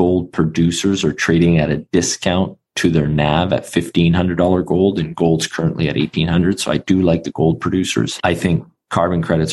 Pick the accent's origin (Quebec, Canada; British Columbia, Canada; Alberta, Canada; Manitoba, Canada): British Columbia, Canada; Vancouver; born and raised in Vancouver, Canada, it's the epicenter for finance